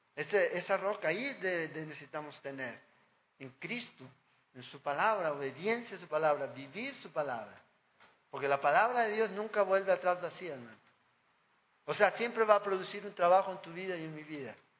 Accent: Chile; en mi país

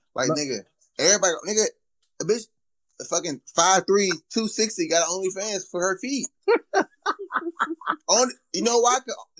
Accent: Detroit, Michigan, United States; I'm from Detroit

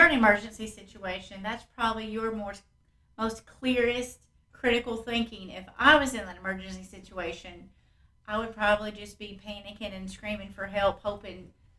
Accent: London, Kentucky, United States; also born or lived in Cincinnati, Ohio; Well, that's still in Kentucky. I was technically born in Cincinnati

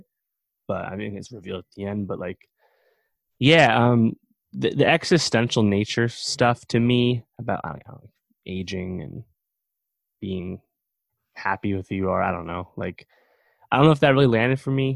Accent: around Fishkill, New York, United States; This movie was shot around my hometown. I've actually been to that diner, the Red Line Diner in Fishkill, New York.

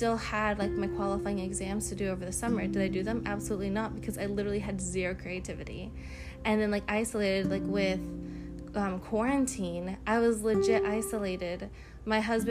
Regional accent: United States; as being American citizens

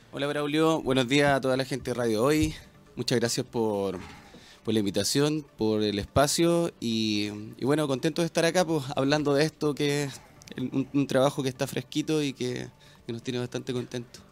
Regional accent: Quillota, Valparaíso, Chile; en Quillota, Mira. que es de donde yo vengo, de la Quinta Interior

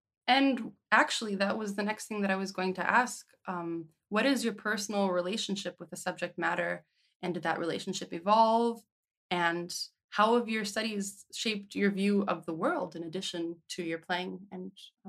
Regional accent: Cincinnati, Ohio, United States; moved away; I grew up in Cincinnati, Ohio, but now I don't have anyone that I could actually go home to. There's no one living there now.

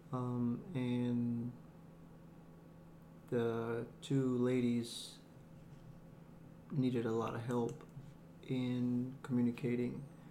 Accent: Thomson, Georgia, United States; born or raised there; also born or lived in Chihuahua, Mexico / Juarez, Mexico / El Paso, Texas

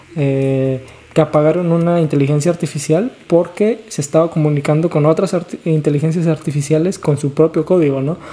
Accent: Guerrero, Mexico; also born or lived in Tlaxcala; yo soy de Tlaxcala, me crié en Guerrero

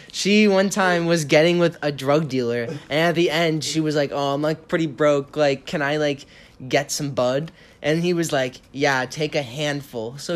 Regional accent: Boston, Massachusetts, United States; you know, I'm from Boston, so there's like

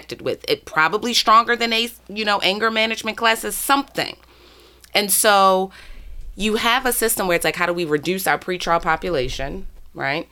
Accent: Baltimore, Maryland, United States; born and raised in Baltimore City, still live in Baltimore City

